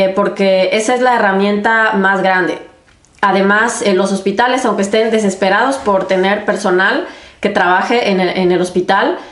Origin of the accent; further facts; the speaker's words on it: Mexico; moved away as an adult; now in Germany; yo soy de México